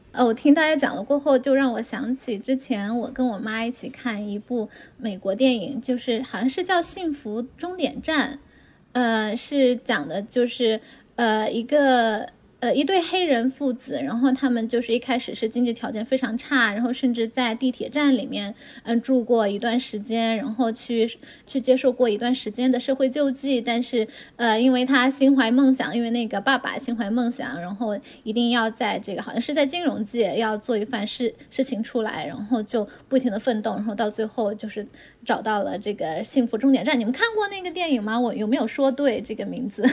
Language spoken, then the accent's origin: Chinese; China; moved away as an adult; now in Texas, United States; 我们是之前在中国出生长大，在中国学习，然后后来到了美国来读书，来工作